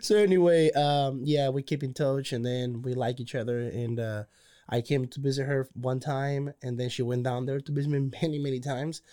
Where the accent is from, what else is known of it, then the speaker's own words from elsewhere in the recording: Cozumel, Quintana Roo, Mexico; moved away as an adult; now in Waco, United States; I'm originally from Cozumel, Mexico